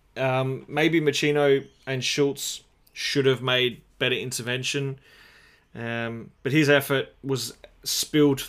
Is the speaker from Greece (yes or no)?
no; Australia; as an Australian